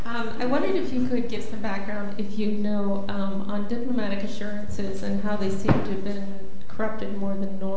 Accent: Canada; Coming from my own experience as a Canadian

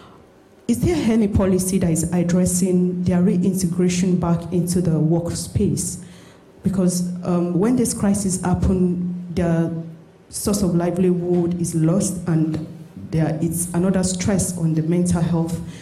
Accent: Nigeria; moved away as an adult; now in London, United Kingdom; I'm from Nigeria.

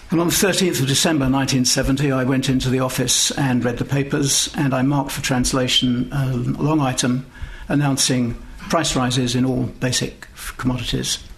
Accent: United Kingdom; As a British diplomat, I was lucky enough to take part in that journey

